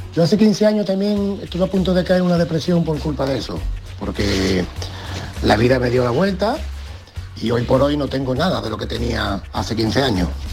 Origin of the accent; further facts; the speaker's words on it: Andalusia, Spain; moved away as an adult; now in Asturias, Spain; soy andaluz y vivo en Asturias